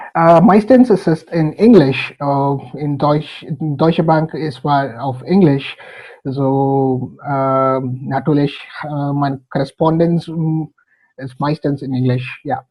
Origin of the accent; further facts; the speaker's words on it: Hyderabad, Telangana, India; German is a second language; moved away as an adult; also born or lived in Bonn, Germany / Bangalore, India; now in Germany; Ich komme aus Hyderabad